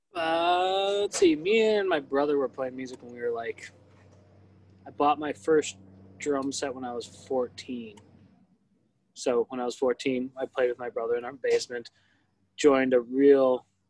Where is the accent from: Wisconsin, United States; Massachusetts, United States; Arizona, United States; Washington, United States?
Wisconsin, United States; Milwaukee; I'm from the south side of Milwaukee.